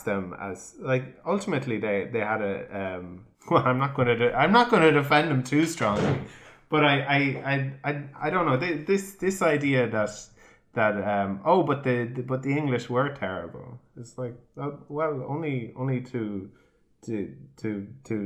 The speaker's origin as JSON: {"language": "English", "country": "Ireland", "said": "we as Irish"}